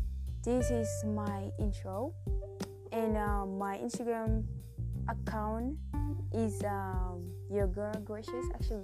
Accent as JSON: {"language": "English", "country": "South Sudan", "tie": "born or raised there", "moved": "yes", "lives_now": "Germany", "said": "I'm 17 years old. I was born and raised in South Sudan, but right now I live in Germany."}